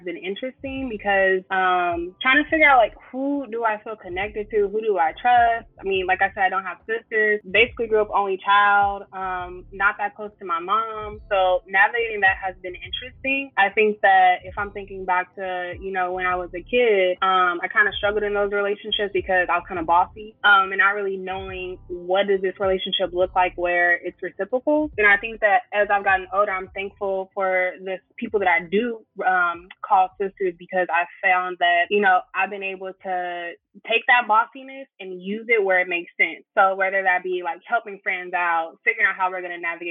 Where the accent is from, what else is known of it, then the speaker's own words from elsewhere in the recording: Inglewood, California, United States; now in San Diego, United States; I am from Inglewood, California, and I currently reside in San Diego.